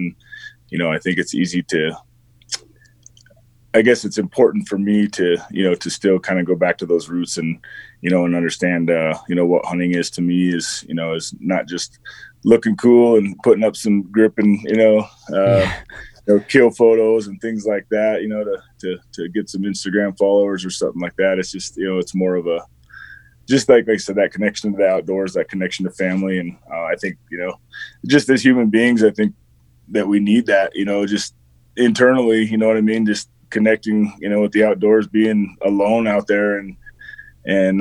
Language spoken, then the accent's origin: English; southeast Wyoming, United States; I grew up in Wyoming and grew up, in a rural ranch community in southeast Wyoming